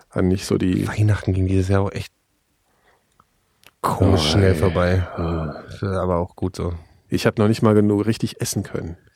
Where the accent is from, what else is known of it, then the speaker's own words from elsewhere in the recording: Berlin, Germany; dass man das gar nicht äh, fassen kann, selbst als Berliner.